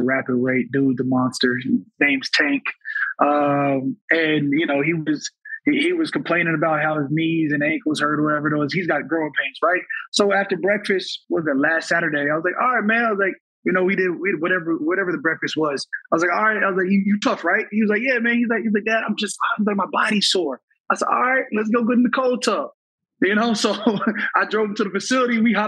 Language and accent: English; Arizona, United States; also born or lived in Minnesota; I was 4 or 5 years old when he retired. A year later, we moved back to, you know, we moved from Minnesota, where he'd been his entire career, back to Arizona